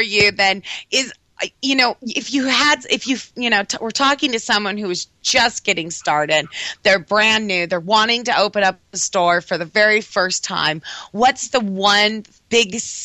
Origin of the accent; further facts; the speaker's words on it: Southern California, United States; moved away; I was born and raised in Southern California